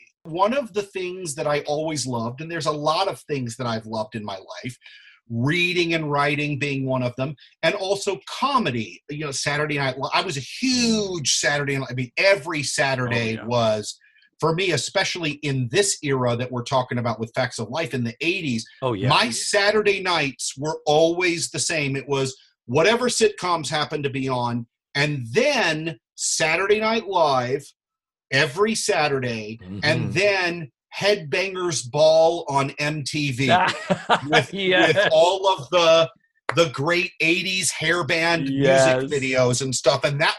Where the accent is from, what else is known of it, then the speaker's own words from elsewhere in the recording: Pensacola, Florida, United States; also born or lived in El Paso / Orlando; But my hometown, I consider as Pensacola, Florida, which is, there's a big Navy base there. It's where my mom grew up, and it's where I actually lived from half of sixth grade through high school graduation.